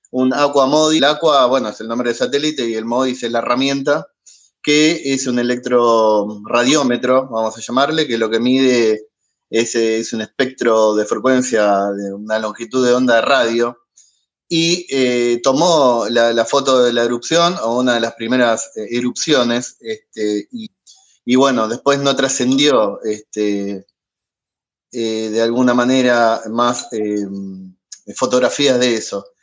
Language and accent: Spanish; Argentina; ¿se nota que soy argentino?